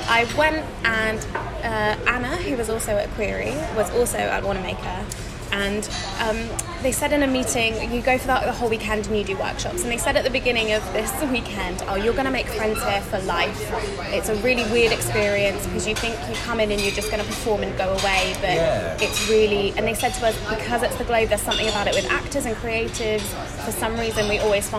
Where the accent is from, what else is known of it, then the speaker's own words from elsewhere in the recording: Shaftesbury, South West England, United Kingdom; moved away; I was born and bred in Dorset